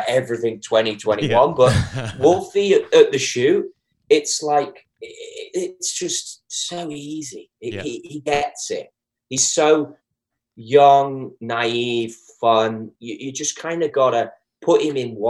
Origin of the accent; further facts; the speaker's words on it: Liverpool, North West England, United Kingdom; moved away; me from Liverpool, England